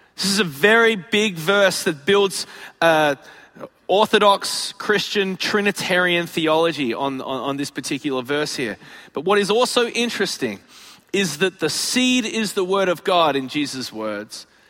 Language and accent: English; Australia; moved away as an adult; also born or lived in Chicago, United States; now in United States; I'm from Australia, where it's 95% desert